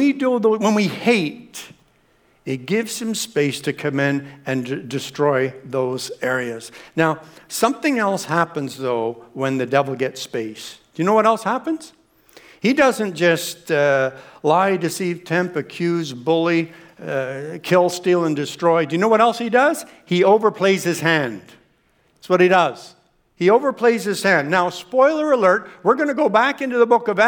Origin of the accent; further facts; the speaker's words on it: Canada; we're Canadian